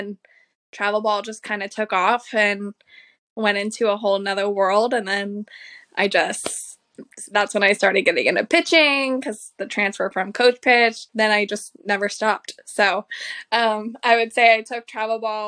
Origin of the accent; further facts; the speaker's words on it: Tampa, Florida, United States; I'm from Tampa, Florida